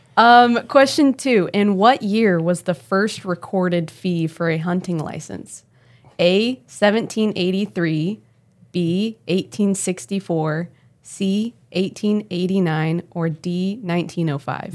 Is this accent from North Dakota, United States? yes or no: no; Oklahoma City, Oklahoma, United States; I grew up in Oklahoma City